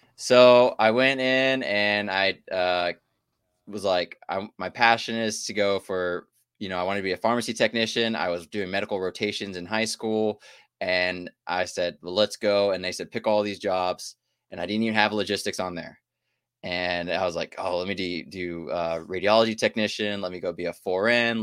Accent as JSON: {"language": "English", "town": "Houston", "region": "Texas", "country": "United States", "tie": "born or raised there", "also_born_or_lived": "Shreveport, Louisiana / Alaska", "moved": "as an adult", "said": "I came in from my hometown, Houston"}